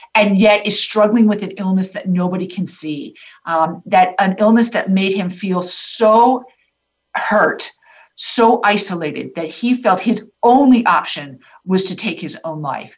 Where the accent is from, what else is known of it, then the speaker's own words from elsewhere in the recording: Tampa, Florida, United States; I'm from Tampa, born and raised